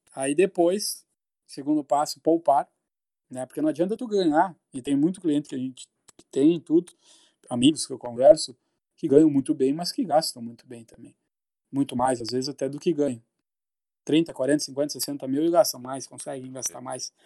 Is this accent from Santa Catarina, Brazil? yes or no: no; Santo Ângelo, Rio Grande do Sul, Brazil; also born or lived in Porto Alegre; todos somos da mesma cidade, é de Santo Ângelo